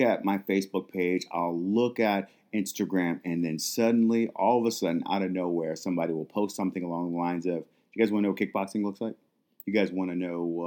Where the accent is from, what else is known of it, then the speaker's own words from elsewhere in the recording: Minneapolis, Minnesota, United States; moved away; I am from Minneapolis, Minnesota, and the death that happened, to Floyd and the protesting, all of that is where my childhood used to be